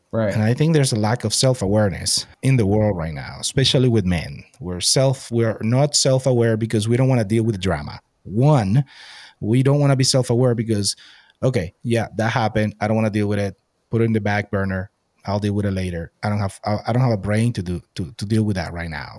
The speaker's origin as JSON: {"language": "English", "country": "Venezuela", "tie": "born or raised there", "moved": "yes", "said": "I'm from Venezuela"}